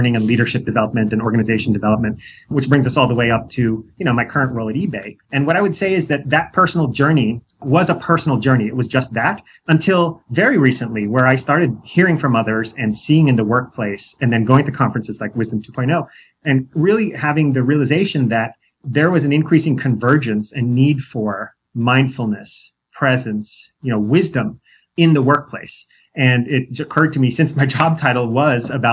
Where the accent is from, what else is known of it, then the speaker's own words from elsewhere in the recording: New York, United States; moved away as an adult; also born or lived in San Diego, California; I grew up in New York